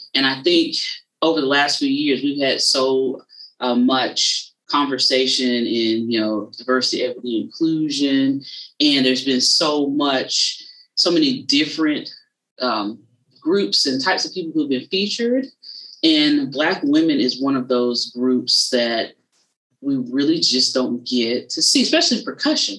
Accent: South Carolina, United States; I'm from South Carolina, but I'm right on the border of Georgia, is where I'm from

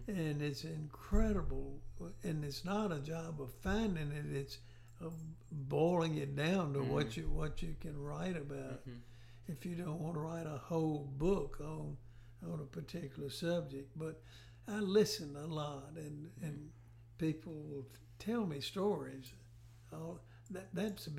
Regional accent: West Tennessee, United States; growing up in West Tennessee

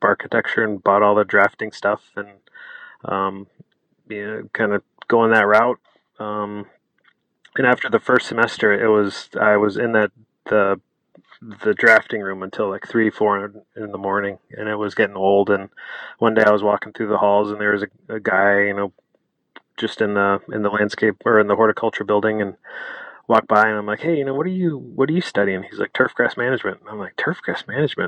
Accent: Atlanta, Georgia, United States; moved away as an adult; also born or lived in Colorado / Wisconsin; now in Haven, Wisconsin, United States; growing up in Atlanta, I graduated high school in 1996

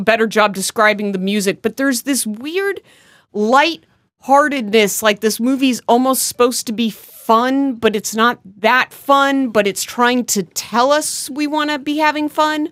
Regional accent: United States; being American

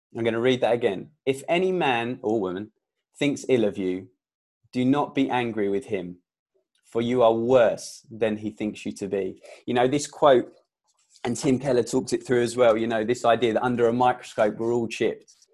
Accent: England, United Kingdom; I was born in England

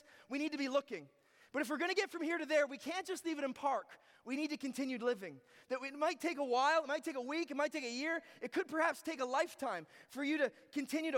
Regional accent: Ontario, Canada; moved away; I was born in Ontario and then I moved here

